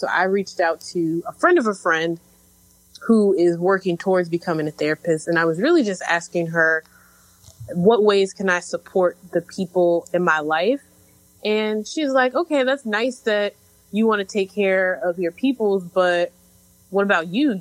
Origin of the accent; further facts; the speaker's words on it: Chicago, Illinois, United States; now in Brooklyn, United States; I am originally from Chicago, based in Brooklyn right now